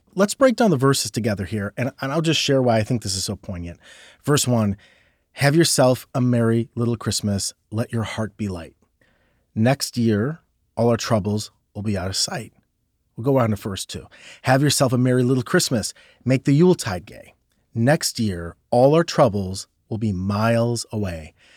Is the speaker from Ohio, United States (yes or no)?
yes; Ohio, United States; I'm from Ohio